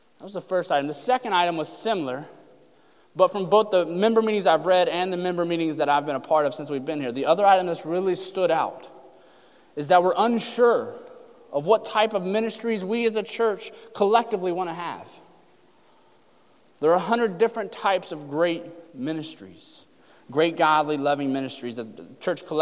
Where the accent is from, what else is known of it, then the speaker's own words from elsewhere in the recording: Lucasville, Ohio, United States; moved away; we're from Southern Ohio, Lucasville, Portsmouth area, right before you get to Kentucky, if you take 23 directly south